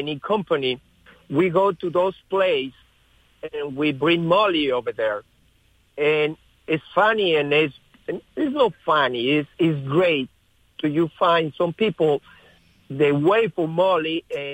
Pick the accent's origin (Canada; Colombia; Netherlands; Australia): Colombia; English is a second language; moved away as an adult; now in United States; I come from Colombia